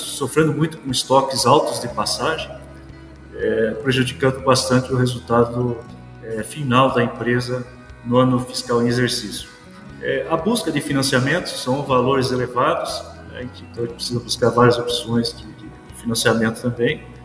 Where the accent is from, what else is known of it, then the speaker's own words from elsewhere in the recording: Paranaguá, Paraná, Brazil; moved away as an adult; now in Rio Verde, Brazil; Eu sou paranaense, natural de Paranaguá, estou com 56 anos